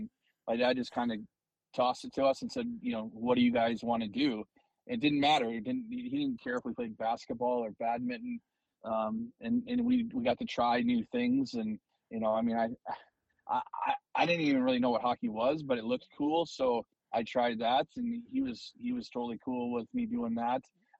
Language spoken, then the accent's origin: English; Eau Claire, Wisconsin, United States; Yeah, no, I mean, Eau Claire, we call it God's country there. It's beautiful.